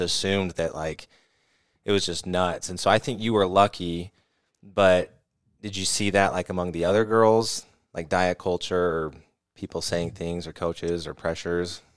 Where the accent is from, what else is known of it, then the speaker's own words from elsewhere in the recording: California, United States; we're from California, so I grew up on